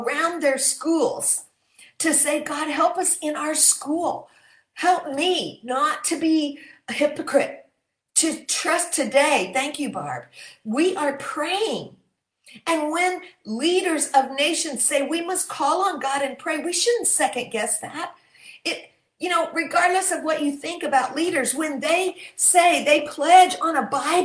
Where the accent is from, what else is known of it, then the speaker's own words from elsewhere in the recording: Michigan, United States; my home state of Michigan